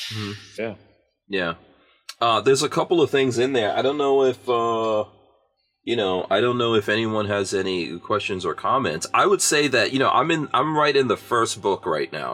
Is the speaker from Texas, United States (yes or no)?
no; New York City, New York, United States; also born or lived in Guyana / England; I grew up in New York City in the crack 80s